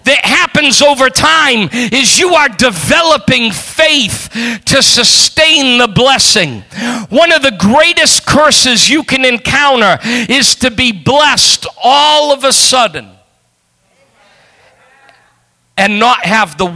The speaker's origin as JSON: {"language": "English", "region": "New England", "country": "United States", "said": "I come from New England"}